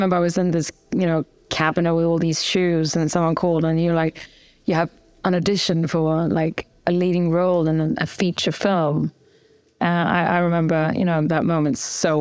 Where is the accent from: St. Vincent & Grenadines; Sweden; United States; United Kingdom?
Sweden; Gothenburg, Västra Götaland; English is a second language; moved away as an adult; I was raised in Gothenburg, second biggest town in Sweden.